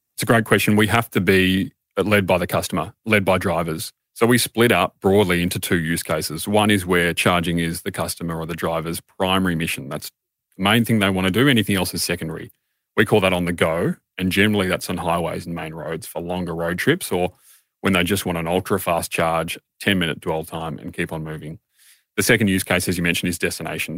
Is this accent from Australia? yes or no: yes; Australia